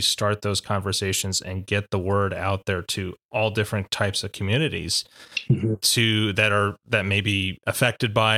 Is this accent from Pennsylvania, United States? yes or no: yes; Philadelphia, Pennsylvania, United States; growing up in Philadelphia